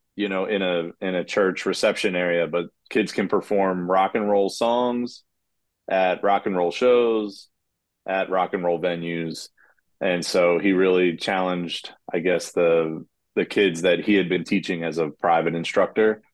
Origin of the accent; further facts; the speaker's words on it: Kennett Square, Pennsylvania, United States; I'm from Kennett Square originally